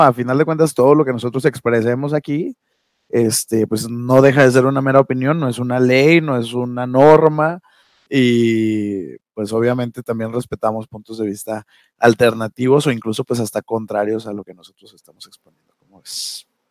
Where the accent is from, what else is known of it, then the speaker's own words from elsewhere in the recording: Durango, Mexico; now in Ciudad Juárez, Mexico; Soy duranguense